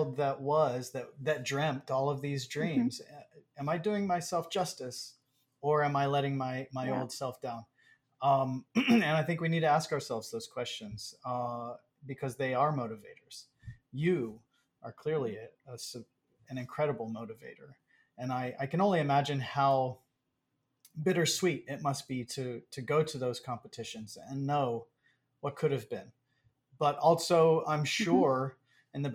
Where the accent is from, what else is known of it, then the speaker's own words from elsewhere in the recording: Texas, United States; moved away; also born or lived in Hawaii; I'm from Texas.